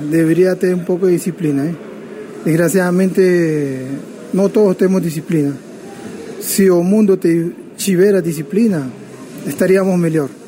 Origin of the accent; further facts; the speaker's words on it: Peru; Portuguese is a second language; moved away as an adult; now in São Paulo, Brazil; estou aqui já há 25 anos no Brasil, sou do Peru.